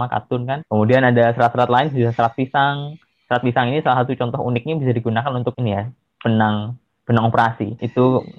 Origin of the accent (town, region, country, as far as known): Surabaya, East Java, Indonesia